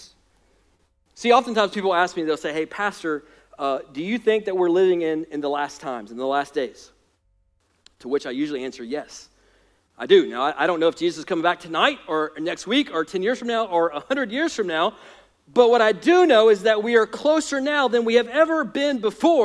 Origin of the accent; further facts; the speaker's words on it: United States; as American Christians in 2021